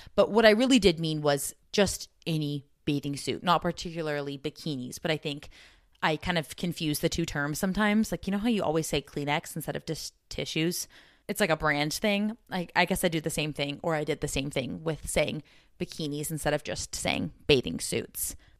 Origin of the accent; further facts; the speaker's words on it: Southern California, United States; growing up in Southern California